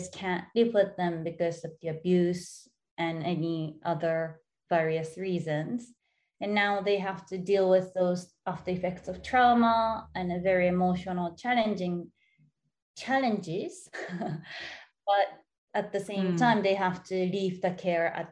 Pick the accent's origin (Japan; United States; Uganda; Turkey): Japan; Yokohama, Kanagawa; I was born and raised in Yokohama in Japan as the youngest of four siblings